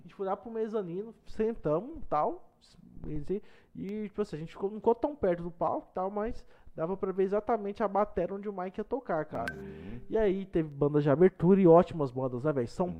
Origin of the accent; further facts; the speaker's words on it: Mato Grosso, Brazil; eu sou de fora, eu sou do Mato Grosso